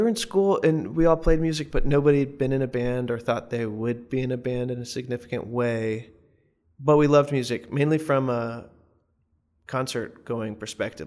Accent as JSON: {"language": "English", "town": "Morganton", "region": "North Carolina", "country": "United States", "also_born_or_lived": "Chapel Hill, North Carolina", "moved": "as an adult", "said": "I'm from Morganton, North Carolina in the mountains, and when I moved to Chapel Hill for school"}